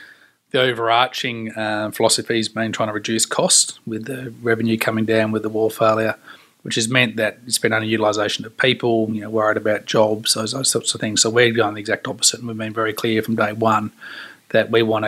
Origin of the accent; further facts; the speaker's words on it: Australia; And for me, having growing up in Australia, it's everything outdoors.